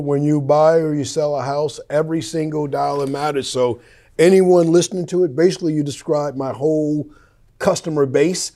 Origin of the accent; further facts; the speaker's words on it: Wyandanch, New York, United States; moved away; also born or lived in Chicago; I grew up in Wyandanch